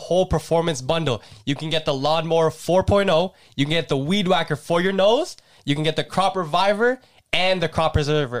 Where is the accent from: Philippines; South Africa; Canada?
Philippines; as a Filipino